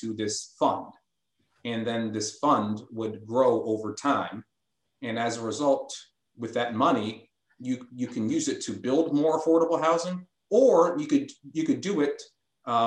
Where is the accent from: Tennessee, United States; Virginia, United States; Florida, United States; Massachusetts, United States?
Massachusetts, United States; Brookline; also born or lived in Boston; now in Newton, United States; When I was 3 years old, my family, we moved to Brookline from Boston for the schools